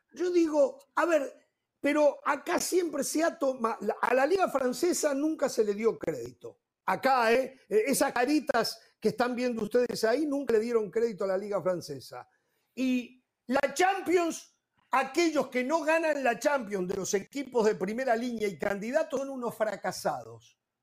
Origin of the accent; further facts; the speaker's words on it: Uruguay; en mi país